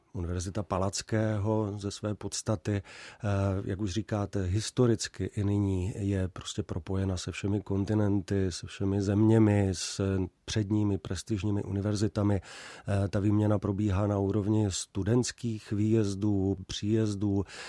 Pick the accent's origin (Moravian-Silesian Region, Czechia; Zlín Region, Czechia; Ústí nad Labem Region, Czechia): Zlín Region, Czechia; near Uherské Hradiště; also born or lived in Olomouc; pocházím eh, kousek od Uherského hradiště